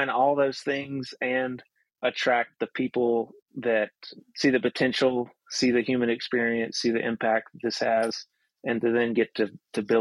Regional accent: near the Appalachian Mountains, the South, United States; we grew up in the South, we grew up near the Appalachian Mountains

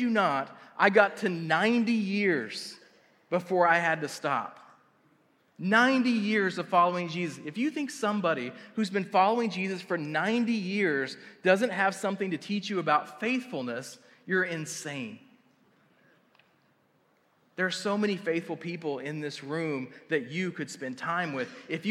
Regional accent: Tuttle, Oklahoma, United States; I grew up in a wrestling town. Like, I grew up in Tuttle wrestling

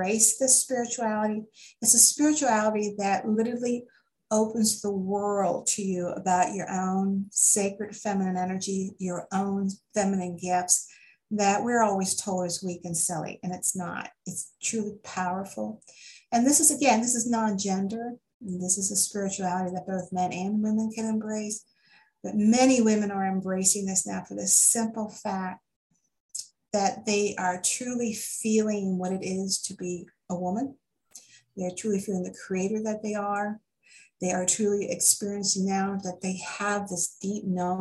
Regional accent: United States; I'm an American, I'm over 90% genetically Scot, Irish, and Welsh and English

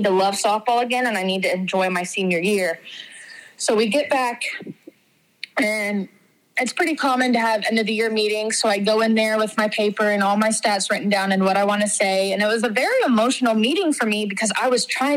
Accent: Houston, Texas, United States; growing up in Houston, Texas

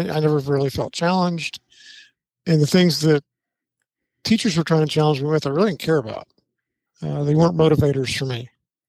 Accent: Vernonia, Oregon, United States; moved away as an adult; also born or lived in Portland, Oregon / Arkansas; I was born in Portland, Oregon. Oh, wow. Okay. Yeah, and grew up in Vernonia. For those of you that may not know where that is, it's between, let's say, between Portland and Astoria.

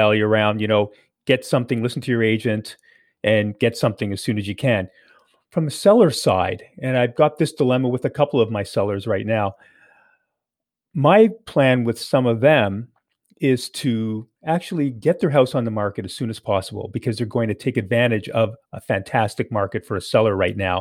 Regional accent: Canada; being here in Canada, being born in Canada and being a Canadian

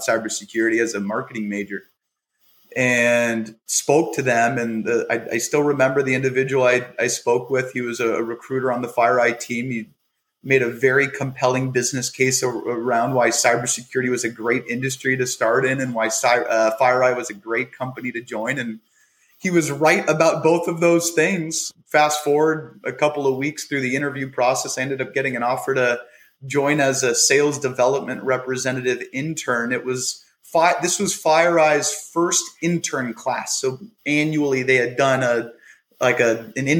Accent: Bay Area, California, United States; moved away as an adult; now in Scottsdale, Arizona, United States; I'm from the Bay Area in California

